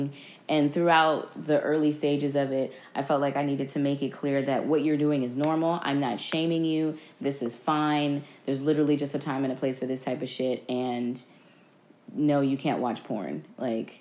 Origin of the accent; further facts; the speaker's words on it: New Jersey, United States; I'm from North Jersey